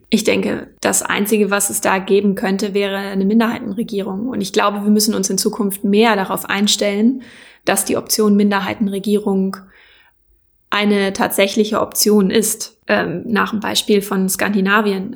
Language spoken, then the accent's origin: German; Schleswig-Holstein, Germany; ich komme tatsächlich aus der Ecke